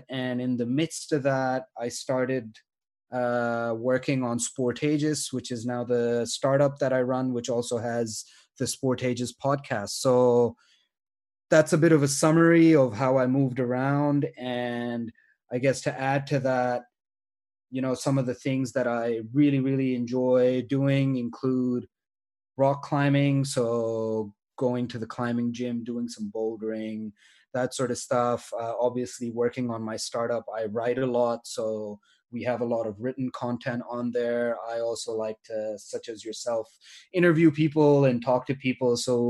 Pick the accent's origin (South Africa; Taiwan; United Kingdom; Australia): Australia; I very much fit the mold of an international student who was growing up in Australia